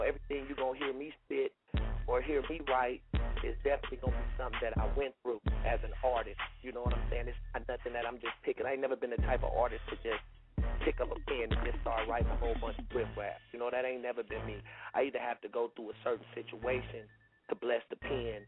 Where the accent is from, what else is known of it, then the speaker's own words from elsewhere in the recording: Bay Area, California, United States; I'm from the Bay Area.